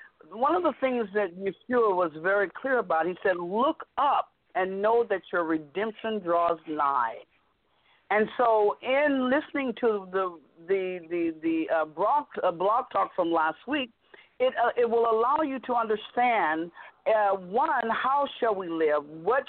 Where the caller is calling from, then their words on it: Vallejo, California, United States; I'm calling from Vallejo.